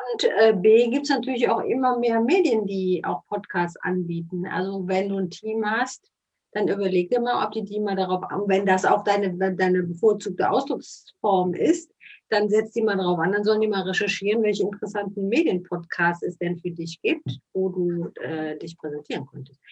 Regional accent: Cologne, North Rhine-Westphalia, Germany; Man hört das ja auch so ein bisschen. wir kommen aus Köln.

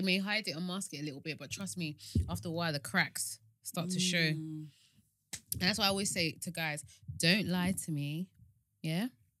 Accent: Nigeria; especially us Nigerians

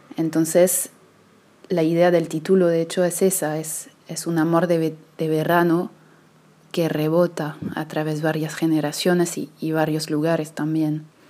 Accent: Paris, Île-de-France, France; yo crecí en París

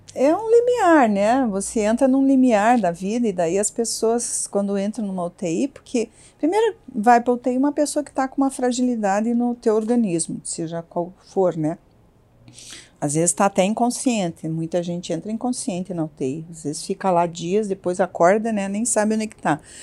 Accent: Curitiba, Paraná, Brazil; also born or lived in Santa Catarina / London / Brasília; Eu nasci em Santa Catarina, mas a gente mudou muito pequena, eu me considero curitibana, eu tinha quatro anos quando meus pais, meu pai teve uma proposta de trabalho e, e a gente mudou para Curitiba

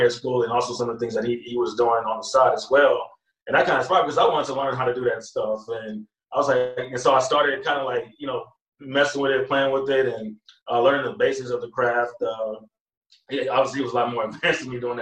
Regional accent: Pearland, Texas, United States; also born or lived in Houston, Texas; I'm from Houston, Texas. So I grew up in Pearland, Texas

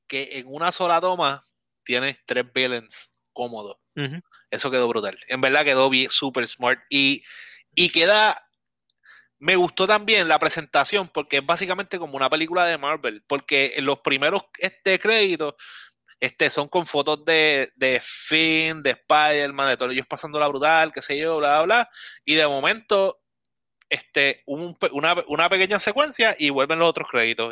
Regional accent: Puerto Rico; yo soy puertorriqueño

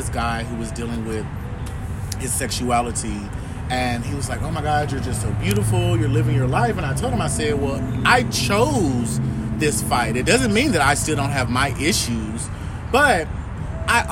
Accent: Kansas City, Missouri, United States; I'm from Kansas City, Missouri, born and raised

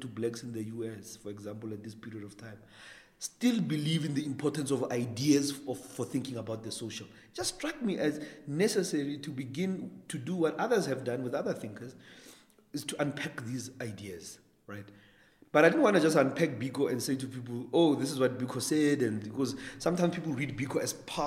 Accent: Atteridgeville, Gauteng, South Africa; I grew up in Ettridgeville, which was a PAC stronghold.

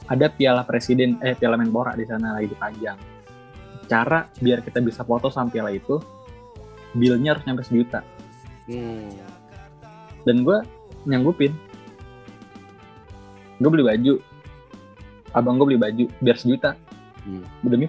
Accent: Jakarta, Indonesia; Jakarta gue. Betawi asli.

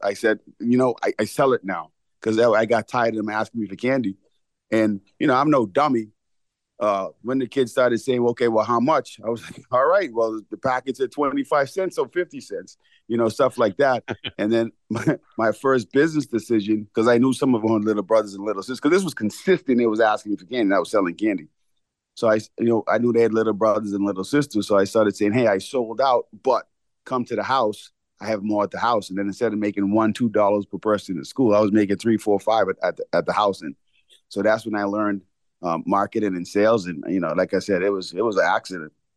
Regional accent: Bahamas; moved away; growing up in the Bahamas

